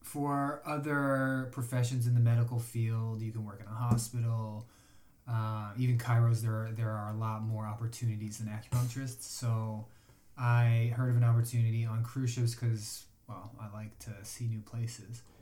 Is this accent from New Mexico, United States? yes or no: no; Chicago, Illinois, United States; I'm from Chicago